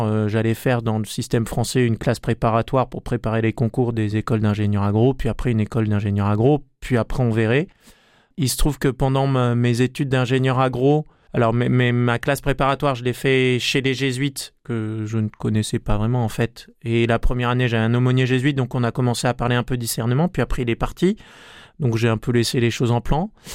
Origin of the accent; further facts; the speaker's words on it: Marseille, Provence-Alpes-Côte d'Azur, France; moved away; also born or lived in western France; j'ai grandi à Marseille